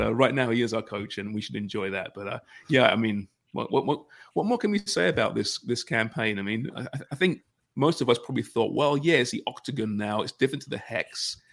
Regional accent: Canada; us polite Canadians

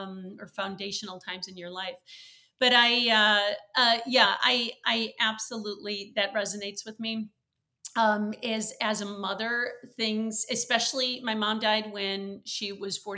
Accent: Wisconsin, United States; now in Chicago, United States; I had an absolutely wonderful childhood growing up in Wisconsin.

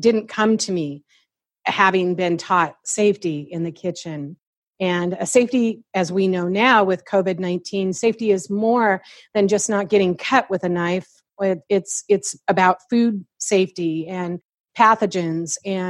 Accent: Seattle, Washington, United States; moved away; because I'm from Seattle, I know a lot of chefs there.

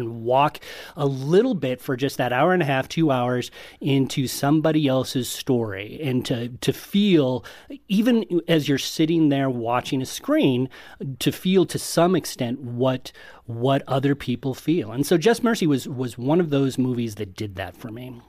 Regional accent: Colorado Springs, Colorado, United States; I grew up in Colorado Springs

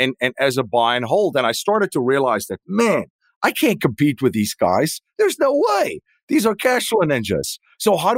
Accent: South Africa; moved away as an adult; now in United States; I am originally from South Africa

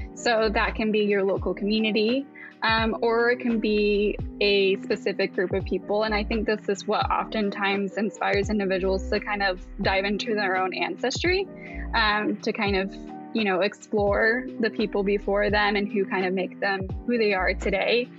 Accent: Asheville, North Carolina, United States; moved away as an adult; now in Pacific Northwest, United States; we moved to the Asheville area

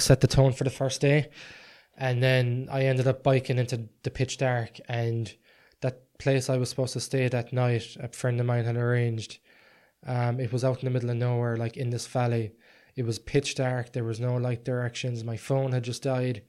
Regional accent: Ireland; I was from Ireland

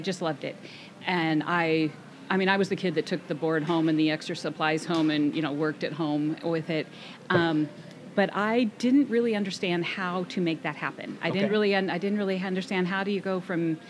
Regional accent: Kirkland, Washington, United States; also born or lived in Seattle; I was born in Seattle, and I grew up in the Kirkland-Juanita area

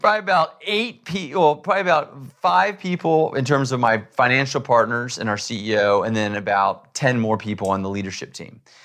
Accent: Texas, United States; I grew up in Texas hunting

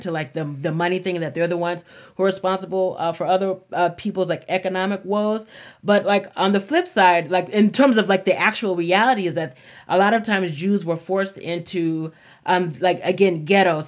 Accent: the South, United States; growing up in the South

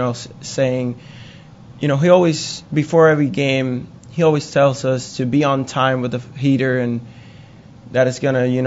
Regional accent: Puerto Rico; moved away as an adult; growing up in Puerto Rico, we have, you know, if you play baseball, you have one of the biggest heroes back home is Roberto Clemente

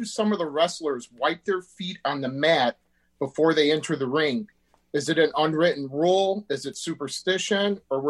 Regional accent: Northwest Indiana, United States; I'm from Northwest Indiana, right outside Chicago.

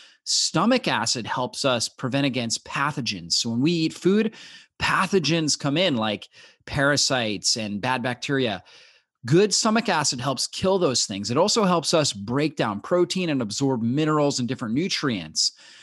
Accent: Pennsylvania, United States; also born or lived in Long Island, New York; I was born in Long Island, New York. My dad is from New York, from Long Island. My mom is from Buffalo, New York. My dad's, you know, he has the New York accent. We moved to Pennsylvania, the Poconos, when I was in my, about 6 years old.

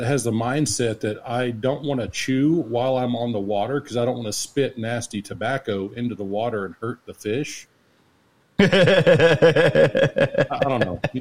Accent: Texas, United States; we're in BFE Swamp, Louisiana, and we're from Texas

